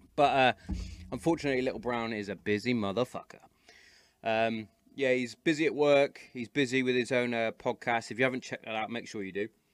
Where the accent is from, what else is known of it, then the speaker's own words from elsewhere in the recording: Hereford, West Midlands, United Kingdom; I grew up in Hereford